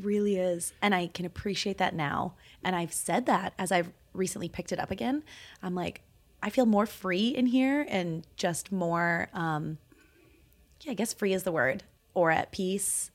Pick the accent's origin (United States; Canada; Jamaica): Canada; Okanagan, British Columbia; also born or lived in Toronto, Canada; now in Calgary, Canada; I grew up in the Okanagan